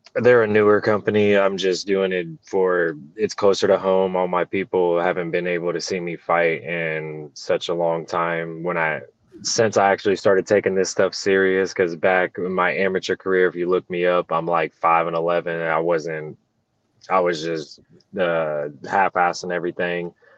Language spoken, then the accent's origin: English; Illinois, United States; moved away as an adult; I'm originally from Illinois and I had to move back to Illinois, uh, due to I'm having another kid and that's where all my family's from.